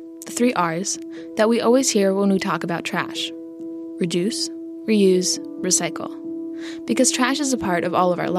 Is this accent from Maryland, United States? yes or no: yes; Baltimore, Maryland, United States; In my hometown of Baltimore